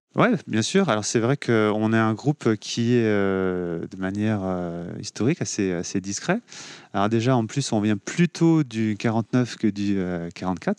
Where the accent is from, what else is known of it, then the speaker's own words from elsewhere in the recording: Cholet, Pays de la Loire, France; also born or lived in Angers; now in Nantes, France; Je suis né à Cholet, j'ai grandi à Cholet.